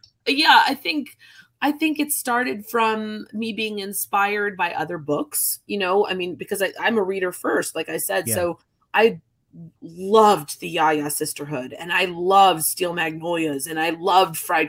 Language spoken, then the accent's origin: English; New Jersey, United States; also born or lived in New York / Connecticut; now in Charleston, United States; I grew up in New Jersey, this has always been home